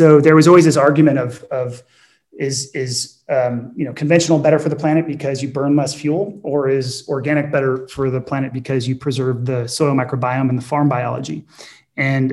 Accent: Napa, California, United States; growing up in Napa

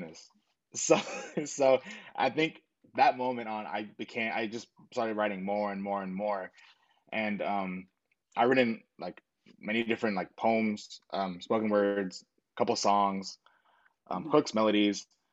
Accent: Long Beach, California, United States; Born in Long Beach, California

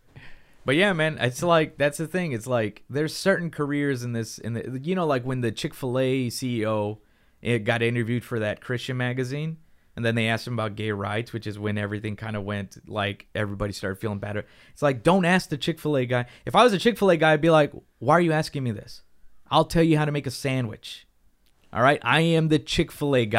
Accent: United States; for us in America

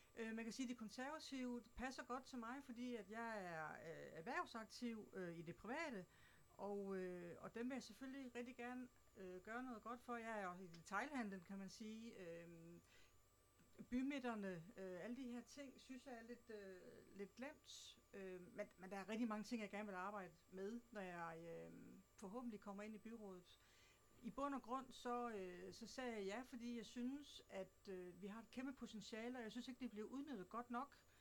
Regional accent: Southern Jutland, Southern Denmark, Denmark; accent: Southern Jutlandic; also born or lived in Slagelse Municipality; now in Slagelse, Denmark; Oprindeligt så kommer jeg fra Sønderjylland, men har boet her i kommunen de sidste 6-27

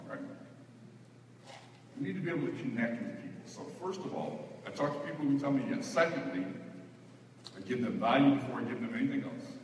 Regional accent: the South, United States; I come from the South. In the South, we're very polite.

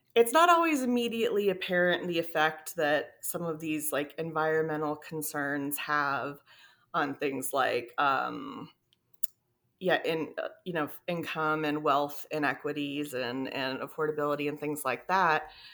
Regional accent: South Florida, United States; moved away; also born or lived in Texas; I grew up in South Florida, so it was a very, like, lush tropical environment

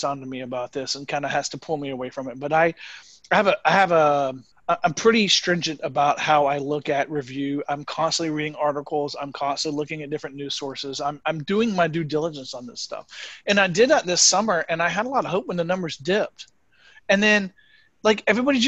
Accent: United States; now in Germany; As an American

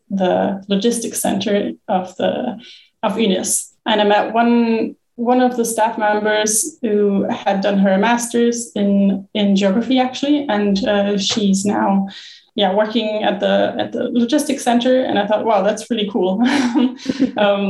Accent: Germany; moved away; also born or lived in Bonn; I'm originally from Germany, where I studied geography in my bachelor's and master's in Bonn. And I'm from quite a flat part where there's no mountains, no glaciers.

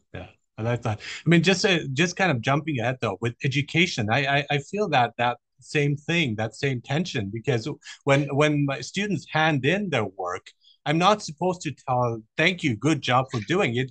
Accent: Germany; moved away; also born or lived in Iran; I was born in Iran. I, I grew up in Germany

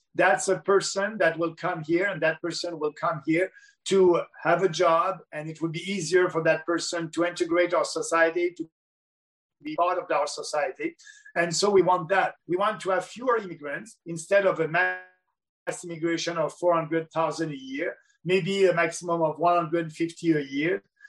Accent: Canada

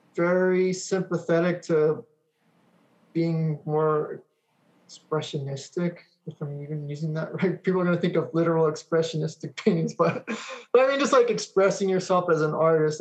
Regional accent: Monterey Park, California, United States; also born or lived in Alhambra, California / West Covina, California; my parents split up and went back to Monterey Park.

